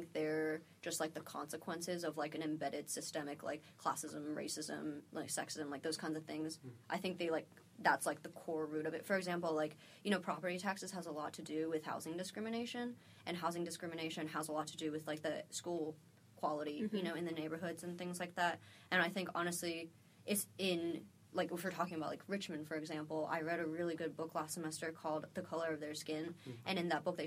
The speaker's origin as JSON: {"language": "English", "country": "South Korea", "tie": "born or raised there", "moved": "yes", "lives_now": "United States", "said": "I grew up in South Korea, and in Korea, no matter what school you go to, it's the exact, it's the same school"}